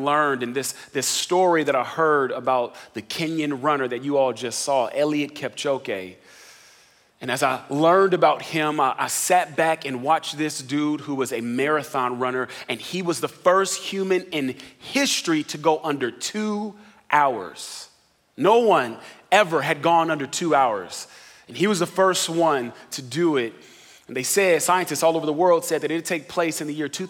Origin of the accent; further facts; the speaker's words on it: Riverside, California, United States; moved away as an adult; also born or lived in Atlanta, Georgia; now in San Antonio, United States; I'm originally from Los Angeles area, Riverside, California, to be more specific.